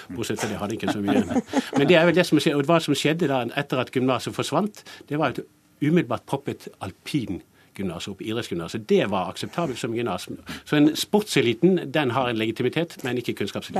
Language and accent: Norwegian; Bergen, Vestland, Norway; now in Oslo, Norway; Jeg syns jo det er fint å komme fra Bergen, og det er fint å dra derfra